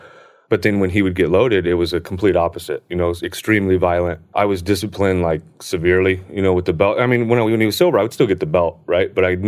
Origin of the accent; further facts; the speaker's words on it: Hesperia, California, United States; So I grew up in the high desert. I grew up in a small town. At the time, it was a very small town called Hesperia.